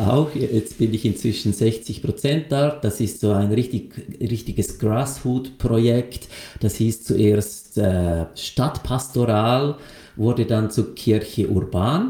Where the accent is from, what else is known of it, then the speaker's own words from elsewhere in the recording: Lucerne, Switzerland; ich bin in Luzern aufgewachsen, also in einer absoluten katholischen Milieugesellschaft